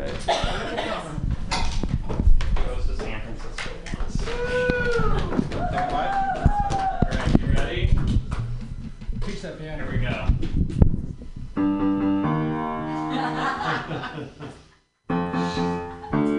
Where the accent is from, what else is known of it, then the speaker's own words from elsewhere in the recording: Vermont, United States; I'm from Vermont